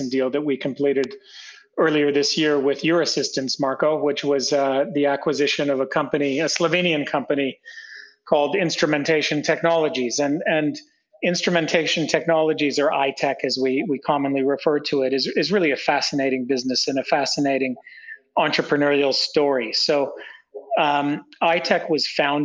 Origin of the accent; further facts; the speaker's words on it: near Toronto, Ontario, Canada; moved away as an adult; also born or lived in Prague, Czech Republic; now in Central and Eastern Europe; I'm not from the region. I'm Canadian. So I grew up in Canada near Toronto, suburb of Toronto, and then moved to Europe for graduate school